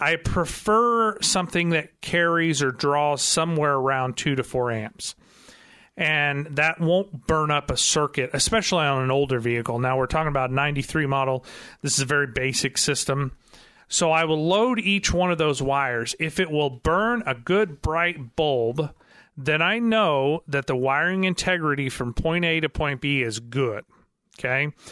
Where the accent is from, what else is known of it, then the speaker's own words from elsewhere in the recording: Missouri, United States; I'm from Missouri, so I'm in the show me state